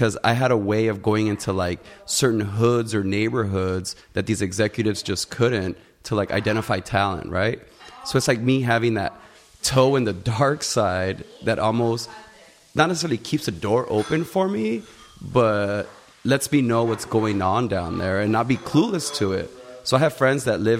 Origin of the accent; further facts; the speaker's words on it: Los Angeles, California, United States; also born or lived in El Salvador; growing up